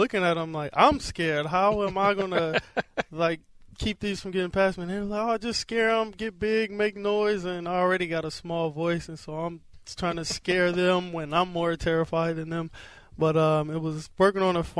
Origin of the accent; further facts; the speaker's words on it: San Francisco, California, United States; Where I'm from is literally right across the street from the old Niners stadium.